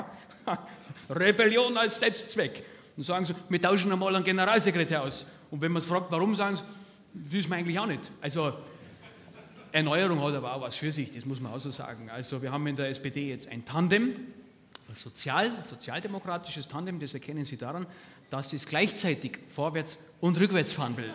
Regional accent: Stefans Riertheim, Bavaria, Germany; bei uns in Stefans Riertheim

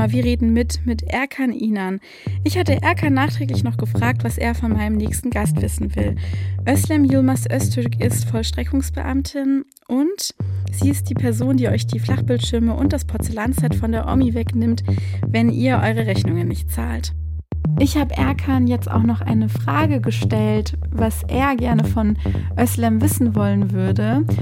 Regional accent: Baden-Württemberg, Germany; now in Hamburg, Germany; wohne eigentlich auch in Hamburg und da merke ich halt so, ich bin anders als die Menschen hier. Ich bin Schwäbin.

